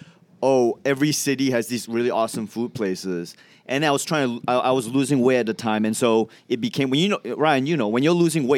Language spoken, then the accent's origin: English; Johor Bahru, Johor, Malaysia; also born or lived in Singapore / Melbourne, Australia; now in United States; I'm from Johor Bahru in Malaysia, which is a bridge away from Singapore.